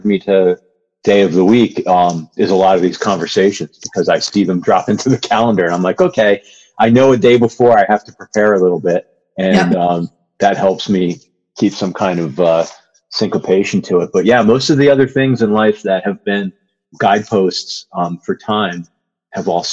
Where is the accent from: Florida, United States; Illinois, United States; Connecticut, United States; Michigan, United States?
Connecticut, United States; outside of New Haven; moved away; also born or lived in New York; I grew up outside of New Haven